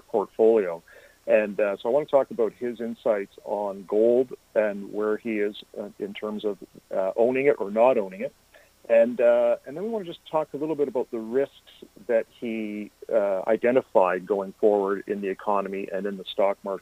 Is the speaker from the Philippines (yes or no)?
no; Canada; we're Canadian as well